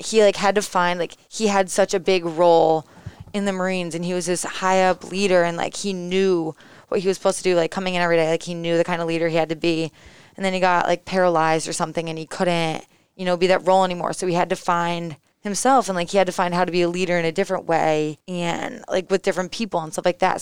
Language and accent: English; East Lyme, Connecticut, United States; So I'm originally from East Lyme, Connecticut